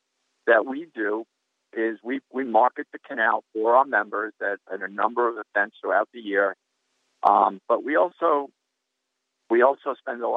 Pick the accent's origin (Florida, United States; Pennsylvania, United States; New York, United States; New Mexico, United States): New York, United States; Long Island; moved away as an adult; now in upstate New York, United States; I was from Long Island